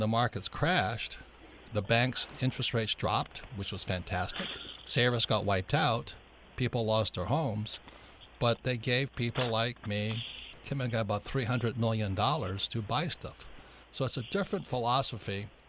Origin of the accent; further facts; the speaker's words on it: Hawaii, United States; John and I grew up in Hawaii.